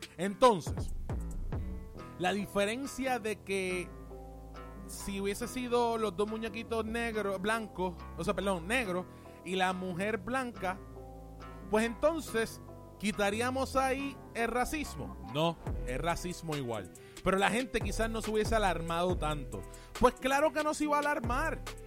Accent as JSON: {"language": "Spanish", "country": "Puerto Rico", "said": "yo estoy en Puerto Rico y soy puertorriqueño, pues yo hablo, yo hablo de aquí."}